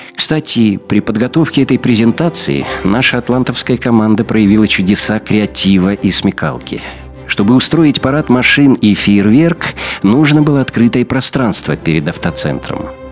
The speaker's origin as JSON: {"language": "Russian", "country": "Belarus", "said": "мы, белорусы"}